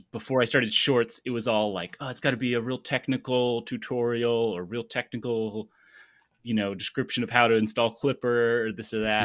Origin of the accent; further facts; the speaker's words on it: Tennessee, United States; moved away as an adult; now in Huntsville, United States; I'm from Tennessee originally